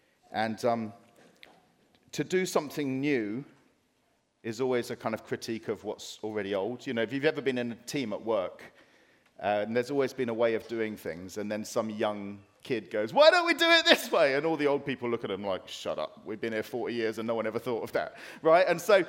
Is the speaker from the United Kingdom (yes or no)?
yes; Dartford, South East England, United Kingdom; But I'm only from Dartford. Nothing good comes from Dartford, right?